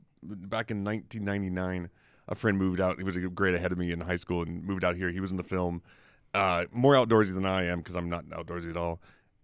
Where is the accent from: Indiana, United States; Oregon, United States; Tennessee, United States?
Tennessee, United States; Memphis; born there; I was born in Memphis.